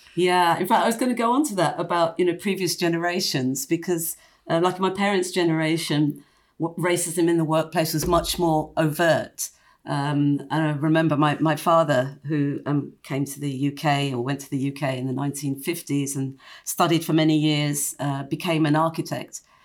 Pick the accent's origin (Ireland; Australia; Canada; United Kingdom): United Kingdom; London; when I was growing up in, in, in London